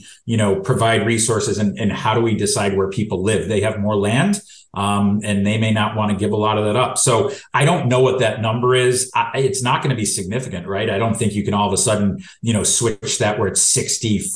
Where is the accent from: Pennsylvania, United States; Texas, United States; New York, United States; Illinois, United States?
New York, United States; Rochester; now in Canandaigua, United States; I grew up in Rochester and went to Hobart